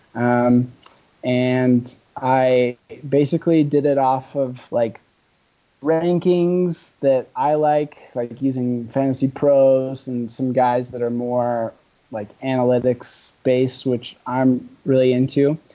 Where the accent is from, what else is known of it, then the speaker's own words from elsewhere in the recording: Bellingham, Washington, United States; Taylor went to my high school actually. Oh. In Bellingham